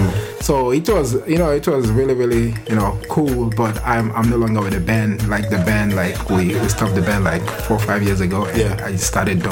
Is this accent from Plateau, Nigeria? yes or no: no; Lagos, Nigeria; moved away; So I'm from Nigeria, West Africa.